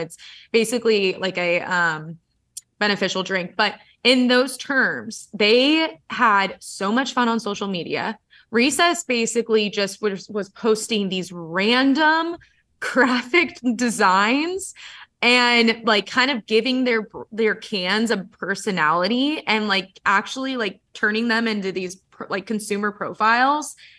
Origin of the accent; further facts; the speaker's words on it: San Diego, California, United States; I'm from San Diego